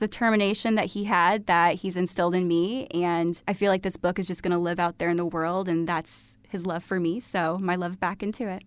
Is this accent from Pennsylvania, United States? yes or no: no; Sherman, Illinois, United States; also born or lived in Iowa / Australia / Chicago; I am originally from Sherman, Illinois. So, grew up here in town, very close